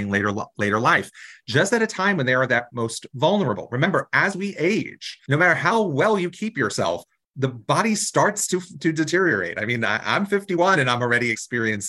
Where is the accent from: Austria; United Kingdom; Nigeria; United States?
United States; New Jersey; I come from New Jersey, a really progressive state, and we still have some of the bills in our legislature